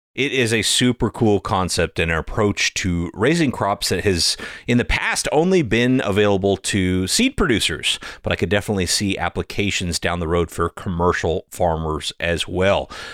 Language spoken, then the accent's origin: English; Idaho, United States; in my home state of Idaho